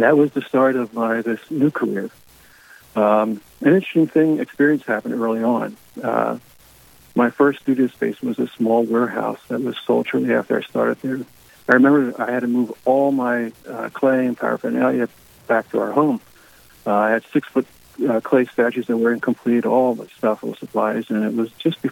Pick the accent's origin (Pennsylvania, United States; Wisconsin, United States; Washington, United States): Pennsylvania, United States; Philadelphia; moved away as an adult; now in New Jersey, United States; My wife and I grew up. We were raised in the Philadelphia Archdiocese. We moved to just outside Philly into New Jersey when we married